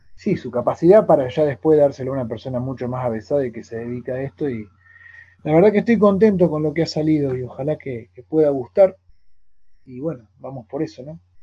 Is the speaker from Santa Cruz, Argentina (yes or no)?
no; Tandil, Buenos Aires Province, Argentina; now in Córdoba Province, Argentina; yo me crié en Tandil, soy nacido y criado en Tandil